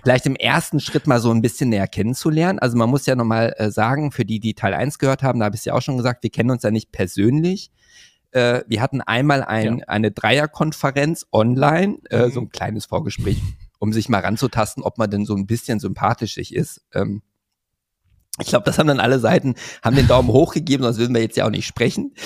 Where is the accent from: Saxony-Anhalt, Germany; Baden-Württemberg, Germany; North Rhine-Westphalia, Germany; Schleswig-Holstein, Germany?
North Rhine-Westphalia, Germany; Hövelhof; ist ja mein Heimatort bei Paderborn.